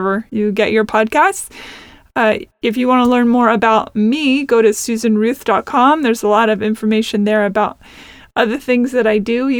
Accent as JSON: {"language": "English", "town": "Seattle", "region": "Washington", "country": "United States", "also_born_or_lived": "Nashville", "moved": "yes", "lives_now": "Los Angeles, United States", "said": "I am from originally Seattle"}